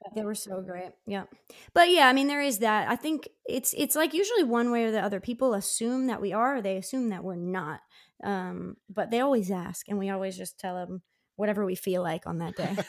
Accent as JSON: {"language": "English", "town": "Downingtown", "region": "Pennsylvania", "country": "United States", "tie": "born or raised there", "said": "my hometown of Downingtown, which is about 40 miles west of Philly"}